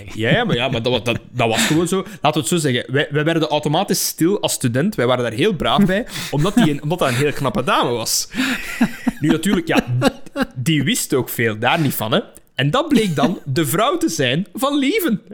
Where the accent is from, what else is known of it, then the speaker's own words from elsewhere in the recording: near Halle, Flanders, Belgium; ik heb gezeten op Don Bosco Halle. En daar zijn een aantal docenten die nog altijd in mijn privésfeer. die wonen in mijn geboortedorp